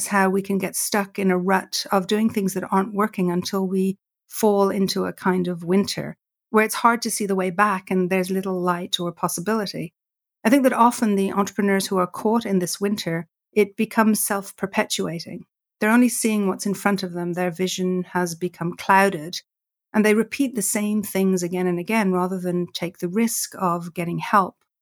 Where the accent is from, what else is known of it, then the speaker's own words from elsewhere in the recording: Ireland; I grew up with in Ireland